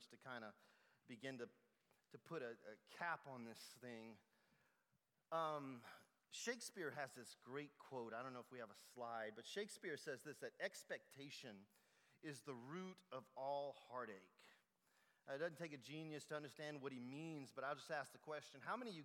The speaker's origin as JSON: {"language": "English", "region": "South Louisiana", "country": "United States", "tie": "born or raised there", "said": "I'm from South Louisiana, so I'm a Cajun boy"}